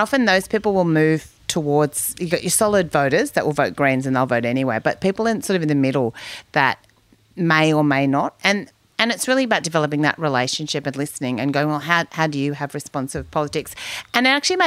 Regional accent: Kingaroy, Queensland, Australia; now in Mullumbimby, Australia; I come from Kingaroy, you know, Joe Bjelke Peterson's area

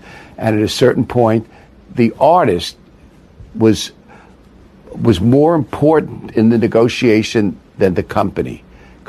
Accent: New York City, New York, United States; I grew up in Brooklyn

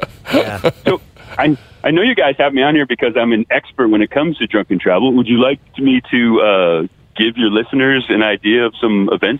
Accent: New England, United States; now in Southern California, United States; I'm from New England. I live in Southern California.

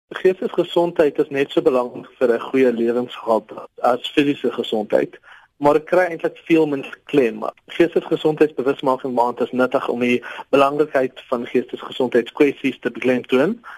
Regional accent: South Africa; ons as Suid-Afrikaners

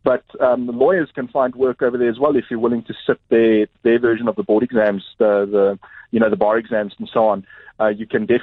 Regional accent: South Africa; South Africans being generally fluent in English

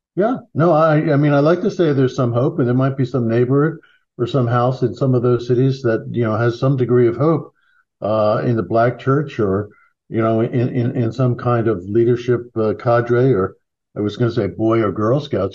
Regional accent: Philadelphia, Pennsylvania, United States; back when I grew up in Philadelphia

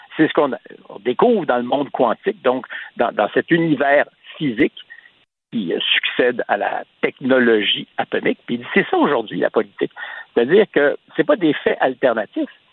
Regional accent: Quebec, Canada; ici au Québec

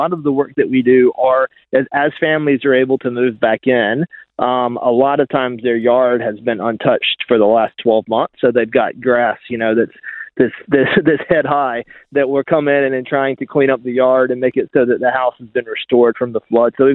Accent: United States; accent: American; moved away as an adult; now in Australia; My accent betrays me for sure. Yeah, I'm American

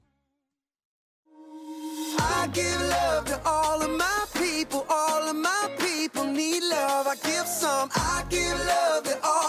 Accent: Manchester, Connecticut, United States; when I was a short time growing up in Manchester, Connecticut

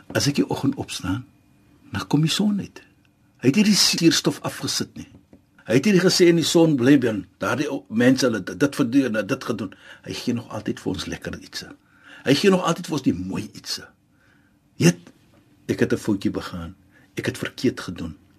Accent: Western Cape, South Africa; ons as Suid-Afrikaners in ons in die Kaap

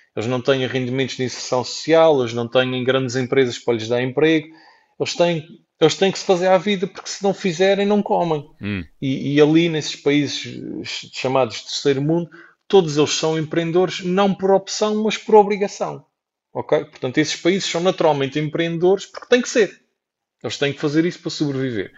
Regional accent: Portugal; eu nasci em Portugal

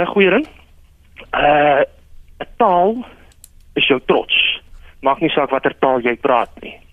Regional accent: South Africa; Ek as Afrikaans sprekende Suid-Afrikaner het respek vir die ander tale.

